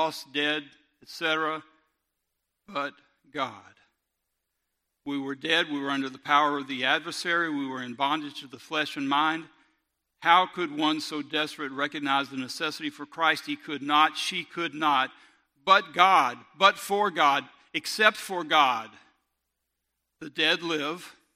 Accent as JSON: {"language": "English", "town": "Robertsdale", "region": "Alabama", "country": "United States", "tie": "born or raised there", "said": "I grew up in Robertsdale"}